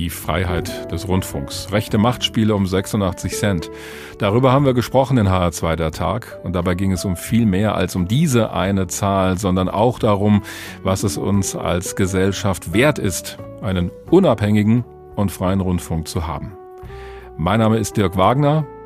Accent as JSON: {"language": "German", "country": "Germany", "said": "bei uns in Deutschland"}